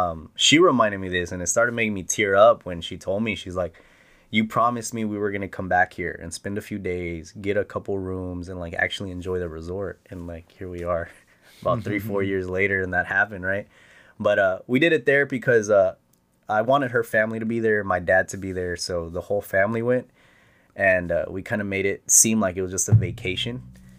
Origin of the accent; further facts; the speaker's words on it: Presidio, Texas, United States; But Lajitas is only about an hour away from my hometown of Presidio.